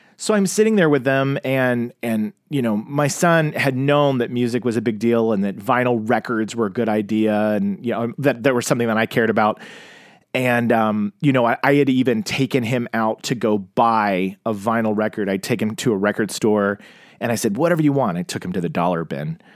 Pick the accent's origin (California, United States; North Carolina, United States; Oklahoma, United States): Oklahoma, United States; Tulsa; I grew up in Tulsa, Oklahoma, and I was in the Bible Belt